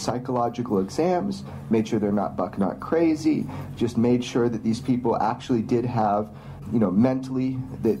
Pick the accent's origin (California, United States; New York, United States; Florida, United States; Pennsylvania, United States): California, United States; Pioneertown; my hometown, Pioneertown, California